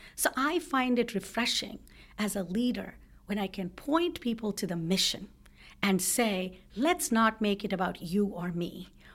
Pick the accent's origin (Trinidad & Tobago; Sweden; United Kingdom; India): India; South India; now in United States; I grew up in India, in South India